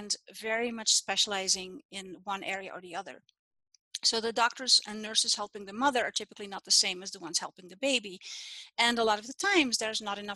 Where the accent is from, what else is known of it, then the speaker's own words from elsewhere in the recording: Netherlands; now in Utah, United States; I'm Dutch. I'm from the Netherlands. And when I was born in that time, it was normal to be born at home